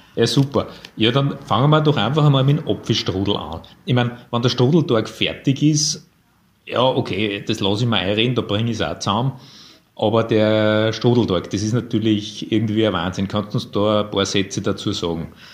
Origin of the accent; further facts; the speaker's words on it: Linz, Upper Austria, Austria; ich bin auch ein Linzer